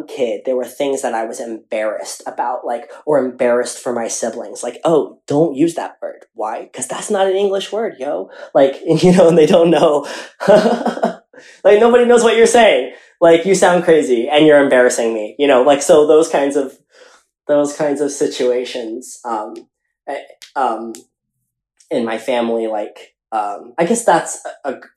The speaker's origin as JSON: {"language": "English", "town": "Atlanta", "region": "Georgia", "country": "United States", "tie": "born or raised there", "said": "growing up in Atlanta and that Filipino community"}